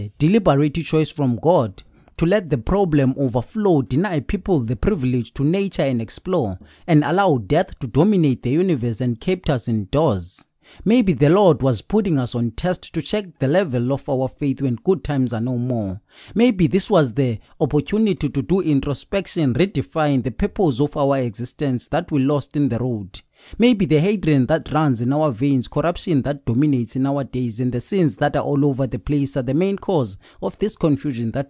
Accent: Eastern Cape, South Africa; I'm from South Africa at Eastern Cape.

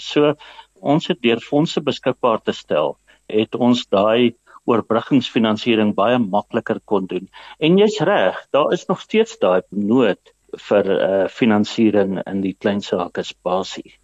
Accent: Mpumalanga, South Africa; Ek is maar uit die ou Oos-Transvaal uit in Mpumalanga. Ek het laerskool op Bruiten gedoen, ek het hoërskool in Pietertief hoërskool gedoen.

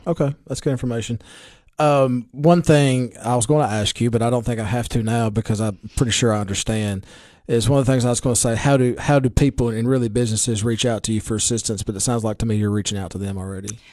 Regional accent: Baxter, Tennessee, United States; I'm from Baxter and I'm a county commissioner

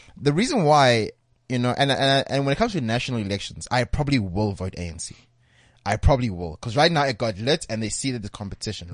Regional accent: South Africa; as a South African

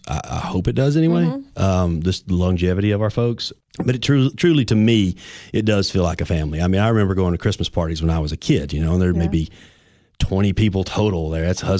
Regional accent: Livingston, Tennessee, United States; now in Cookeville, United States; Yeah, we're originally from Livingston.

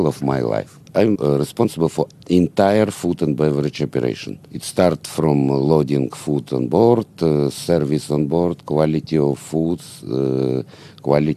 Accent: Ukraine; I'm from Ukraine

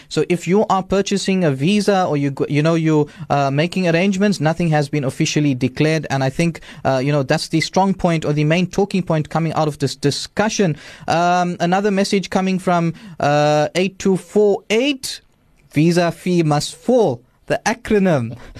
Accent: South Africa; as South African citizens

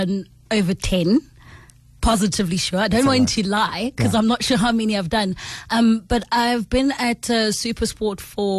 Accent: Pretoria, Gauteng, South Africa; I'm from Pretoria, man, and I think in general people from Pretoria like house music and some good sporting action

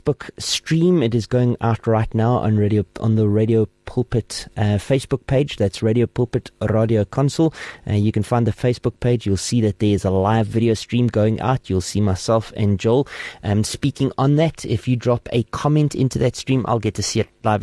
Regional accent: Port Elizabeth, Eastern Cape, South Africa; now in Gauteng, South Africa; I'm originally from the Eastern Cape, from Port Elizabeth now

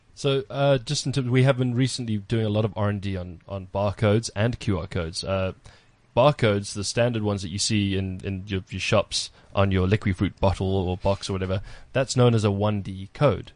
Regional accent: South Africa; being proudly South African.

